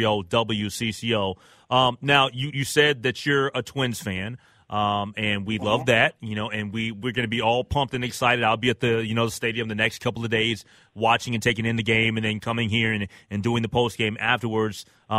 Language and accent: English; Minnesota, United States; I'm a Minnesotan. I love all Minnesota teams.